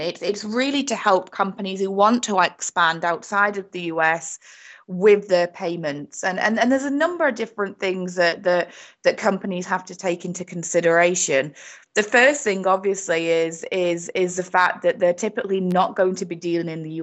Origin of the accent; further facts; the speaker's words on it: United Kingdom; accent: British; moved away as an adult; also born or lived in Spain / Portugal / Florida; now in United States; my very British accent here, but I have been in the US for 15 years now